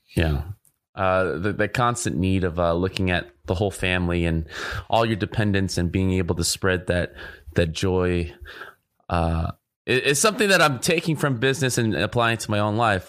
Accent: Orange County, California, United States; I grew up in Orange County as well

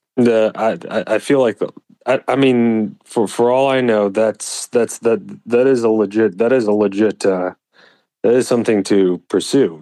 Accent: Texas, United States; moved away; I'm primarily from Texas

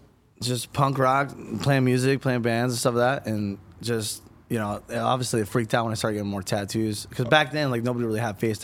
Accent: Huntington Beach, California, United States; It's very laid back, kickback, you know, Huntington Beach, surfers, skaters. That's what it was like, you know.

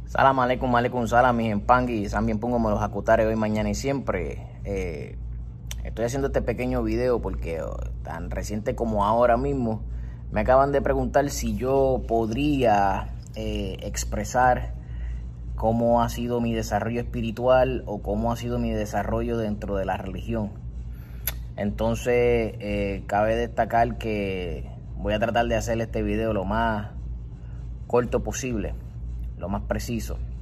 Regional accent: Puerto Rico; comienzo a trabajar en la, la, rama del gobierno del Estado Libre Asociado de Puerto Rico

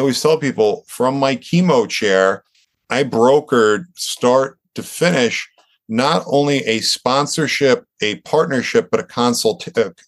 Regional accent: Long Island, New York, United States; growing up on Long Island here

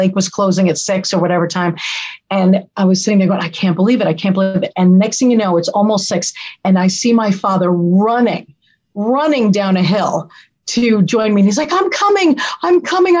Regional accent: Yonkers, New York, United States; also born or lived in Westchester County, New York; I grew up in Yonkers almost as much as we grew up in Westchester.

